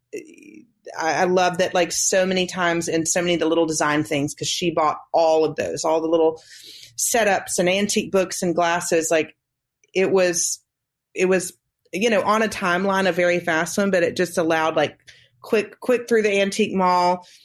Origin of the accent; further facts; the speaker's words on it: the South, United States; we're from the South